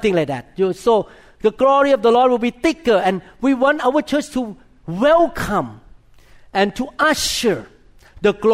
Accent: Thailand; moved away; I was born in Thailand

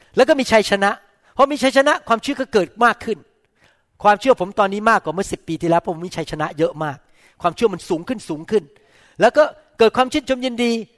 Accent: Thailand; ผมโตข ึ้นมาในประเทศไทย

